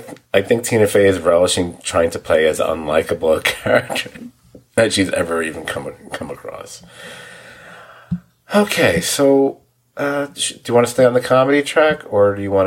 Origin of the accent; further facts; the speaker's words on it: New York, United States; for people from New York, like myself, I'm a New Yorker, as are most of my friends